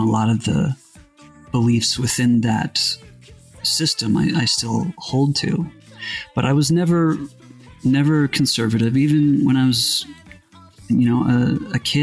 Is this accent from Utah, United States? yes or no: yes; Utah, United States; where I grew up in Utah